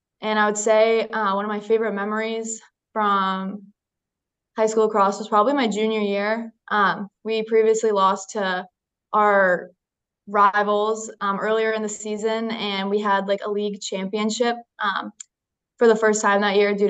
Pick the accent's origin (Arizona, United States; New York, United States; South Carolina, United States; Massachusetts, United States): Massachusetts, United States; Duxbury; also born or lived in Marshfield, Massachusetts; I am from Duxbury, Massachusetts.